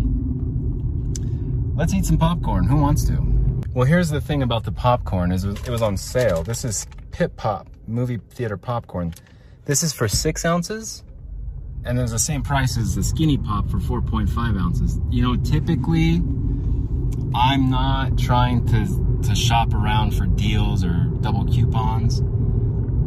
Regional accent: Salt Lake City, Utah, United States; I'm from Salt Lake.

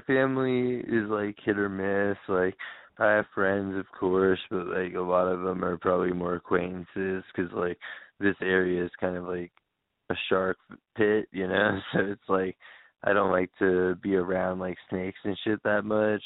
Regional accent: Long Island, New York, United States; moved away; my hometown like in New York, like on Long Island

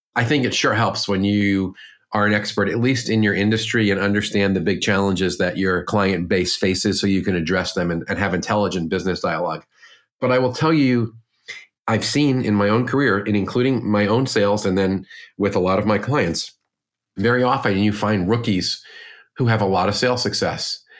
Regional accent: Northeast, United States; I'm from the Northeast, like you

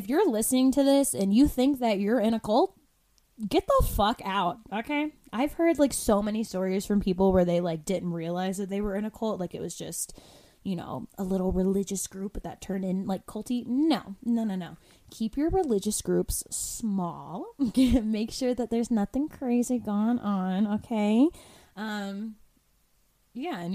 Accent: Florida, United States; moved away; I'm from the East Coast, right? From Florida

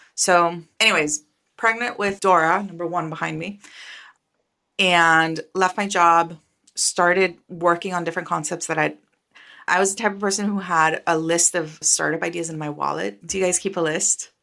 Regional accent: Costa Rica; moved away as an adult; now in United States; I am from Costa Rica. I was born and raised in Costa Rica

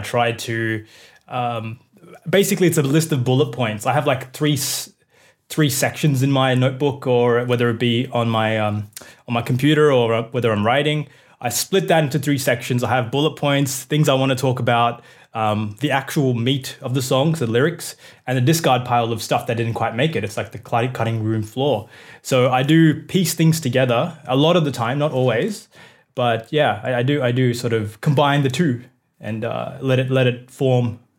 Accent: Australia; like my upbringing as a Indian person in Australia.

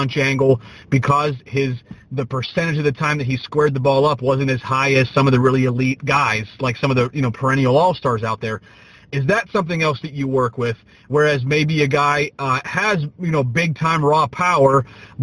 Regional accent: Pennsylvania, United States; I'm from Pennsylvania

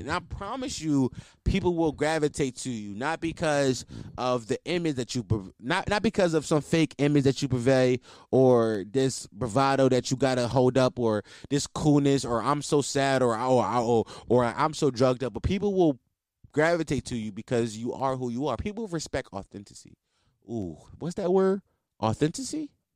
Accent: Philadelphia, Pennsylvania, United States; I'm from Philly

